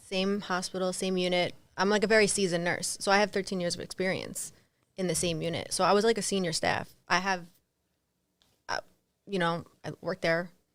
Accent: East Brunswick, New Jersey, United States; I grew up in New Jersey.

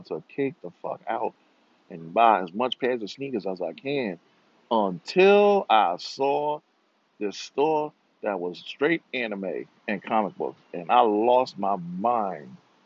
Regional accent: New York City, New York, United States; also born or lived in Rio de Janeiro, Brazil; I'm from New York. I'm from Brooklyn

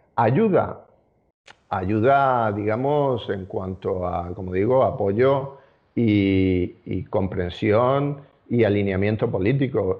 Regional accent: Spain; los ciudadanos judíos españoles, somos ciudadanos españoles

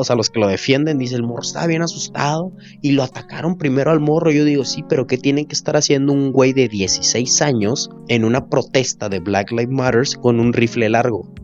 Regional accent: Mexico; nosotros como mexicanos

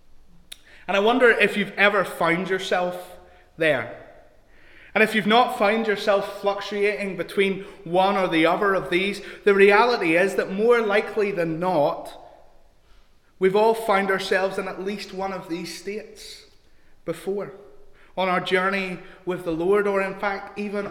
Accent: Larne, Northern Ireland, United Kingdom; also born or lived in England; I grew up in Larne

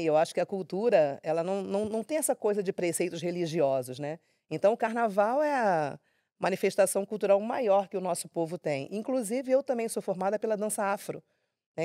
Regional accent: Rio de Janeiro, Brazil; Eu nasci no Rio de Janeiro mesmo, acredito que na Zona Norte

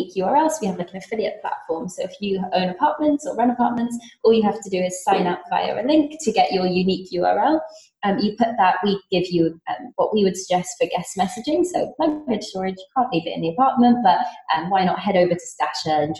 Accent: Singapore; moved away; I grew up there and went to school there

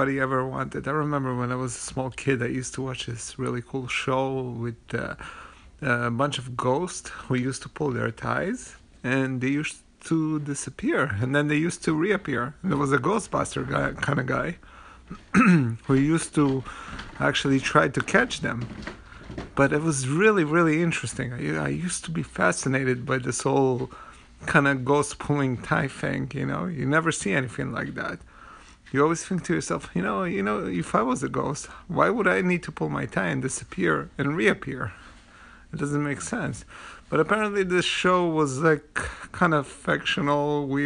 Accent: United States; As an American

